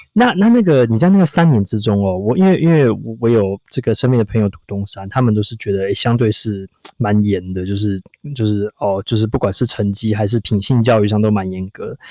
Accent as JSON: {"language": "Chinese", "region": "Taipei", "country": "Taiwan", "tie": "born or raised there", "said": "我也是在台，台北长大"}